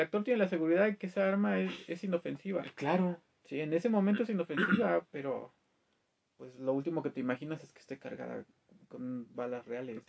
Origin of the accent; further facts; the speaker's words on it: Mexico; como mexicano